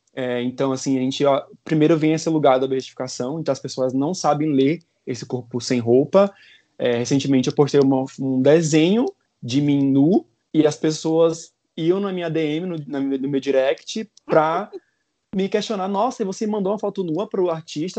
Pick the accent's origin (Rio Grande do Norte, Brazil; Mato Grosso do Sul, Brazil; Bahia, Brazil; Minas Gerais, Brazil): Bahia, Brazil; Salvador; moved away; eu venho de Salvador